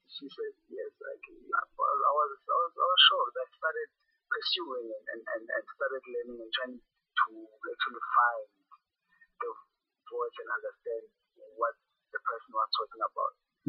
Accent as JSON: {"language": "English", "town": "Soweto", "region": "Gauteng", "country": "South Africa", "tie": "born or raised there", "said": "I'm born and bred in Soweto, Mbeni, National Park, which is also still in Soweto. And yeah, I'm a product of Soweto."}